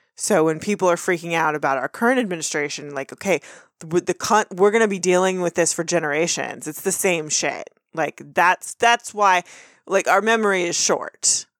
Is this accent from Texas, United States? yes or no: yes; Texas, United States; we're from Texas, we've grown up seeing footage of George W. Bush before he was president.